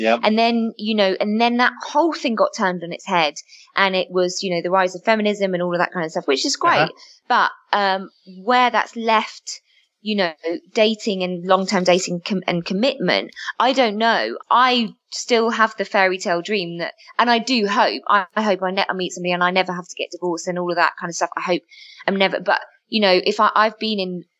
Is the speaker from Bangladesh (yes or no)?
no; London, United Kingdom; I'm from Southeast London and Brixton